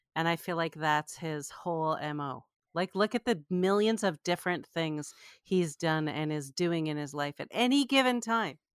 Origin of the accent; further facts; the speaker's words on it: Canada; I grew up in Canada